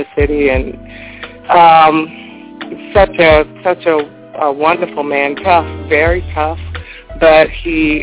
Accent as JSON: {"language": "English", "town": "Jacksonville", "region": "Florida", "country": "United States", "moved": "yes", "lives_now": "New Jersey, United States", "said": "I'm originally from Jacksonville, Florida."}